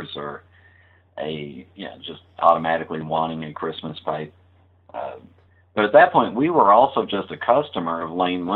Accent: Los Angeles, California, United States; growing up in Los Angeles

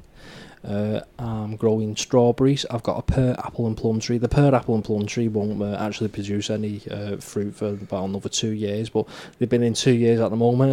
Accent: United Kingdom; as a British person

